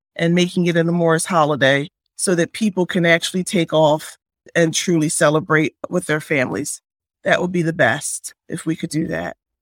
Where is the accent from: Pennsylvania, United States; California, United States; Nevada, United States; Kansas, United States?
Pennsylvania, United States; Philadelphia; I am originally from Philadelphia